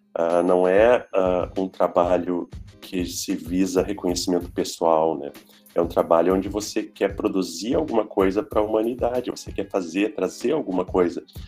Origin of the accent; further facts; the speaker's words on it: Brazil; moved away; Eu sou brasileiro.